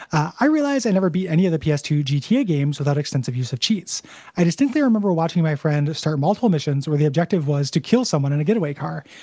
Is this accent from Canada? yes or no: no; United Kingdom; I grew up in Britain in the 90s and thought at the time that I just didn't like music